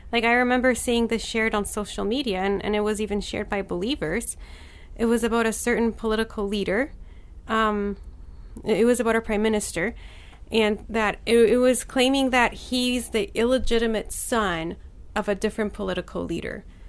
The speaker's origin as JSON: {"language": "English", "country": "Poland", "tie": "born or raised there", "said": "I was born in Poland"}